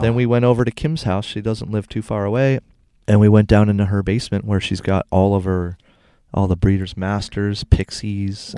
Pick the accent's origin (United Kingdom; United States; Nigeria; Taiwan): United States; Cleveland, Ohio; moved away as an adult; also born or lived in San Diego, California; I'm from Cleveland